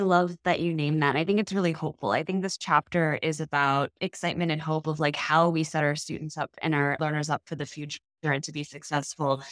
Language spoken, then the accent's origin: English; Chicago, Illinois, United States; as a Chicagoan, as, you know, an Asian, a woman, mother who lives in Chicago